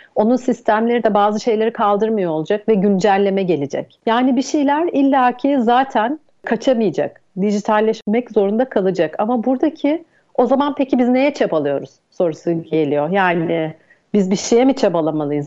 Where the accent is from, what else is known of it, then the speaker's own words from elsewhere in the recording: Izmir, Turkey; moved away; also born or lived in Istanbul; İzmirliyim. Bornova Anadolu Lisesi'ni bitirdim